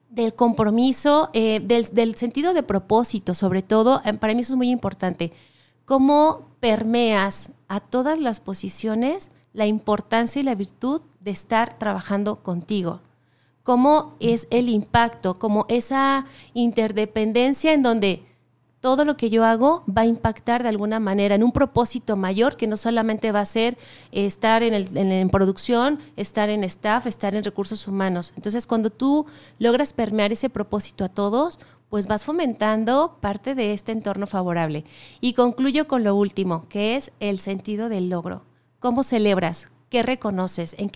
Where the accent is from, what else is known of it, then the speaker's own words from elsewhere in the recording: Ciudad Guzmán, Jalisco, Mexico; Sí, vengo de Ciudad Guzmán